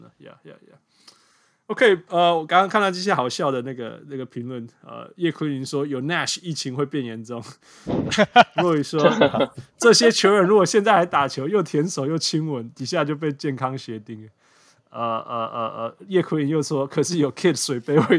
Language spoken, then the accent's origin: Chinese; Canada; 这是我们加拿大人的新英雄。